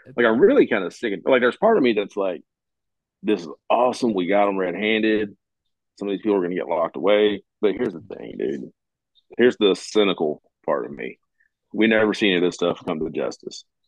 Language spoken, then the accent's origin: English; Kentucky, United States; moved away as an adult; I'm from Kentucky. I grew up in Kentucky, but I don't live there now